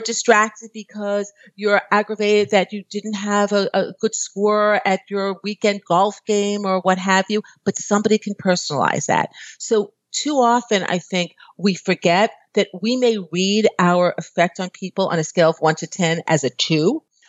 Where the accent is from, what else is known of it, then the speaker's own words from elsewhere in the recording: New York, United States; moved away as an adult; I'm from New York